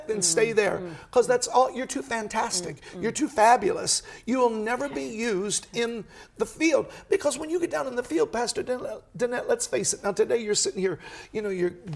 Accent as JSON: {"language": "English", "town": "Chicago", "region": "Illinois", "country": "United States", "said": "I'm from Chicago"}